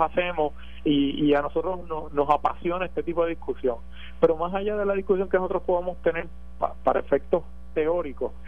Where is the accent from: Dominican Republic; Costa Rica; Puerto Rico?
Puerto Rico; nosotros como puertorriqueños